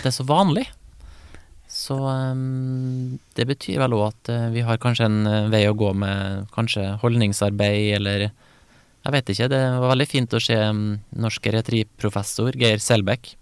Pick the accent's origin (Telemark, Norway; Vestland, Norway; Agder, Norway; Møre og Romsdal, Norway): Møre og Romsdal, Norway; Kristiansund; der jeg kommer fra, da, Kristiansund